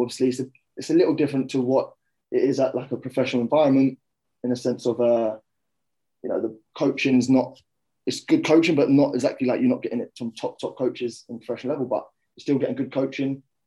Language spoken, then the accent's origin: English; Kent, South East England, United Kingdom; also born or lived in London; I was born in London, and uh, mm. my family moved out to Kent